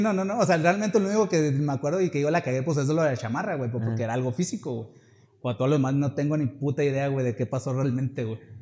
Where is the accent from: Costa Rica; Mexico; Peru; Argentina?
Mexico; Chihuahua; somos de Chihuahua